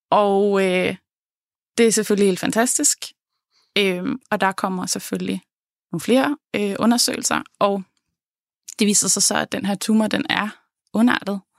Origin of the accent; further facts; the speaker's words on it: Jutland, Denmark; jeg tager så hjem til Jylland, hvor jeg kommer fra